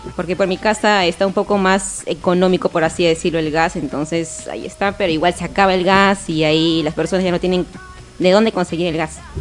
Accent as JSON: {"language": "Spanish", "region": "Tacna", "country": "Peru", "tie": "born or raised there", "said": "Nací en Tacna"}